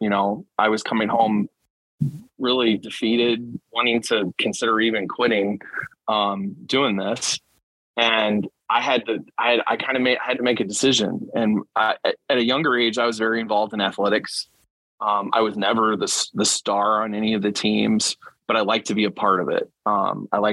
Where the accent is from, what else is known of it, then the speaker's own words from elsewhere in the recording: Elkhart, Indiana, United States; now in Mishawaka, United States; I'm originally from Elkhart, Indiana, musical instrument capital of the world. Was born in Indianapolis. I had two parents that moved to Elkhart.